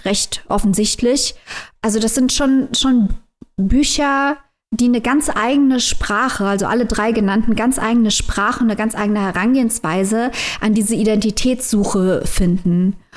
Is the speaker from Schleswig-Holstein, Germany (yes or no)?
no; Saarland, Germany; Ich bin Saarländerin, wohne direkt an der Grenze